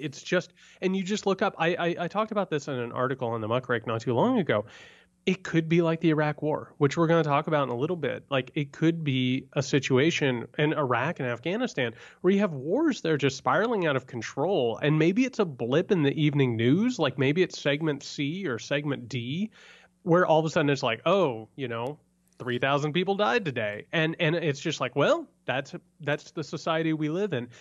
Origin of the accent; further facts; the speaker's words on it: rural Indiana, United States; moved away; I come from rural Indiana